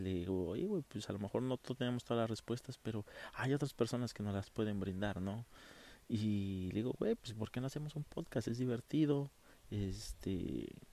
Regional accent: Oaxaca de Juárez, Oaxaca, Mexico; also born or lived in Monterrey / Matamoros; yo soy de una ciudad sureña, yo soy de Oaxaca. Eh, estamos aquí en Oaxaca de Juárez

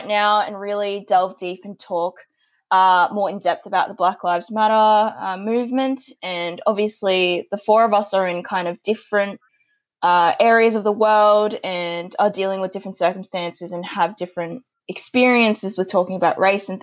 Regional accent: Australia; I've been lucky enough to be born and grow up in Australia

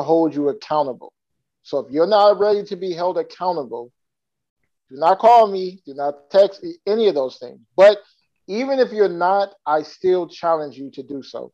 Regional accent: California, United States; now in Florida, United States; I'm originally from California. Right now, I currently live in Florida

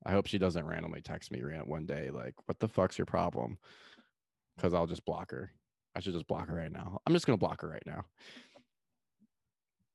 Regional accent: Austin, Texas, United States; I say Austin. And then I'm like, well, I live in Austin

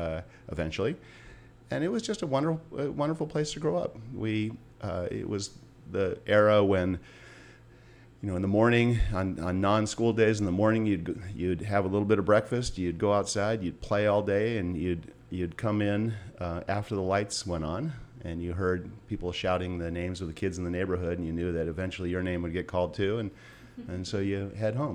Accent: Los Angeles, California, United States; I grew up on Vallecito Street, which is above 25th Street

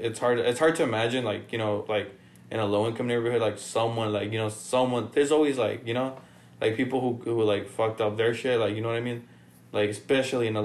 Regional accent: Tijuana, Baja California, Mexico; moved away; I'm born in Tijuana

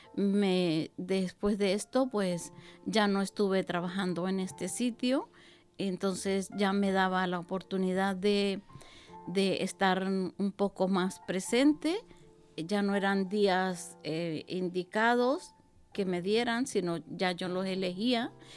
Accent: Venezuela; moved away as an adult; also born or lived in Basque Country; now in Bilbao, Spain; yo soy venezolana y estoy en el País Vasco

